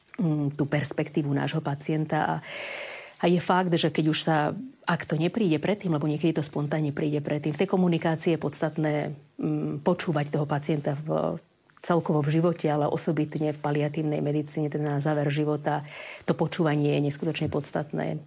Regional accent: Bratislava, Bratislava Region, Slovakia; moved away as an adult; also born or lived in Ecuador / Bolivia; ja som z Bratislavy, narodila som sa pôvodne z Bratislavy

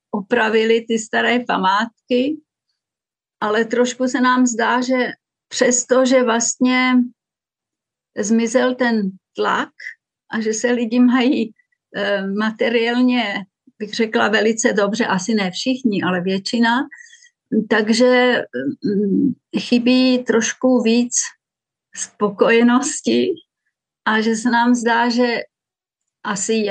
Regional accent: Moravian Wallachia, Czechia; díky tomu, že jsem vyrostla na faře a na Valašsku mezi písmáky

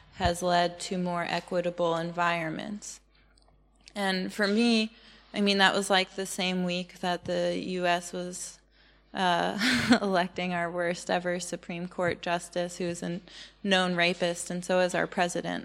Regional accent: United States; moved away; also born or lived in Portland; I'm really American

